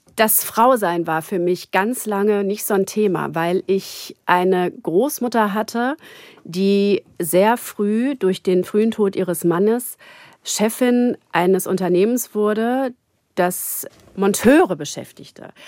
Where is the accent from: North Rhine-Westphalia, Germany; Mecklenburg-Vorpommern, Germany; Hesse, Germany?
North Rhine-Westphalia, Germany; Gütersloh; now in Berlin, Germany; ich komme aus Gütersloh